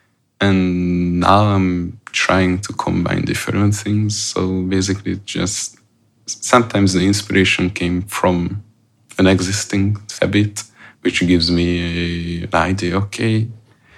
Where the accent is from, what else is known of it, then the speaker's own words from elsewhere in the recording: Hungary; moved away; I came from Hungary. I came from a small town next to Budapest called Bécel. It's quite remote.